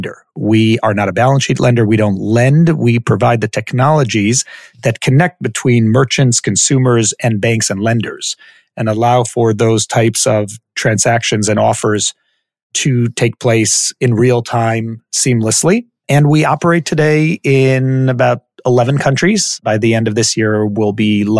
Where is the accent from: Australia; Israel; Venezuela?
Israel; also born or lived in Silver Spring, Maryland, United States; My parents moved from the U.S. to Israel when I was about a year old. So I went through schooling here in Israel